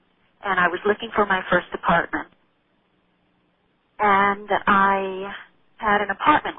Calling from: Texas, United States; Calling you from Texas.

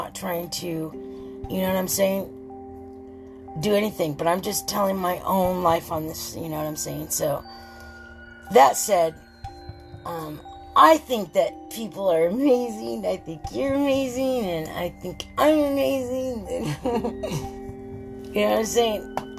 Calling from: Southern California, United States; Did I tell you I'm calling from California? Southern California.

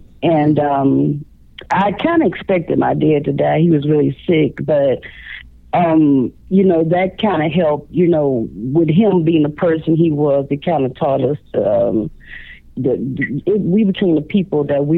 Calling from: Chicago, Illinois, United States; I'm calling from Chicago, Illinois.

